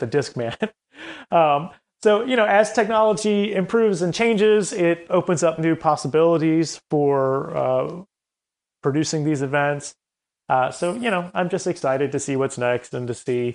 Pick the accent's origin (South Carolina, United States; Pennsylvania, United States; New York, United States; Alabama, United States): South Carolina, United States; Columbia; moved away as an adult; also born or lived in Chapel Hill, North Carolina; I, I grew up in Columbia, South Carolina